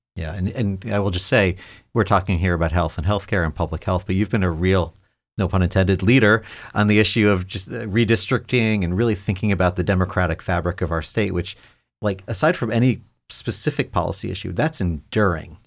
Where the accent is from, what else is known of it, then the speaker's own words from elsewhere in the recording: New York, United States; now in Ohio, United States; I'm a New Yorker